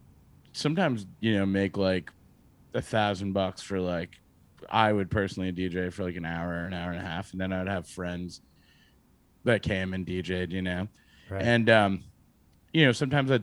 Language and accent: English; Massachusetts, United States; moved away as an adult; now in New York City, United States; I grew up in Massachusetts for the most part